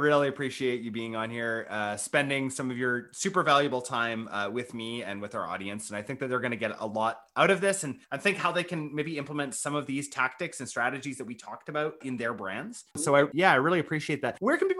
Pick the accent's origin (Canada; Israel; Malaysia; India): Canada; I think I would take the conversation too. Even being a Canadian.